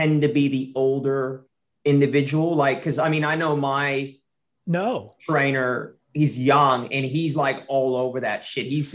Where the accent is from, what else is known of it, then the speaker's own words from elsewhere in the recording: United States; now in Australia; I'm American.